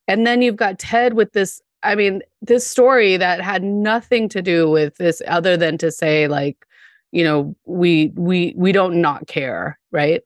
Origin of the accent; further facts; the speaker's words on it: Denver, Colorado, United States; I grew up in Denver